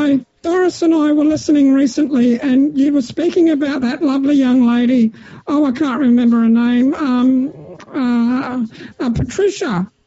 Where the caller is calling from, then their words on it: Melbourne, Victoria, Australia; I'm calling from Happy Hour Retirement Village in Melbourne.